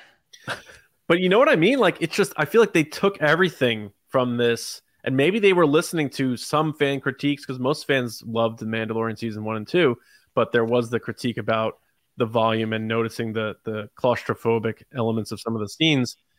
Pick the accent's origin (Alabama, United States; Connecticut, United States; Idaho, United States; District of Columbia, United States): Connecticut, United States; I'm from Connecticut